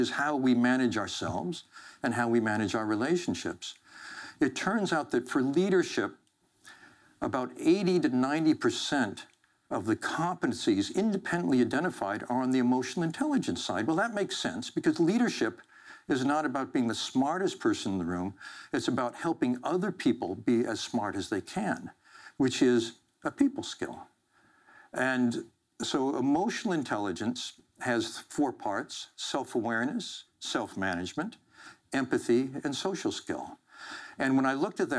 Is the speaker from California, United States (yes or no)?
yes; Central Valley of California, United States; I grew up in the Central Valley of California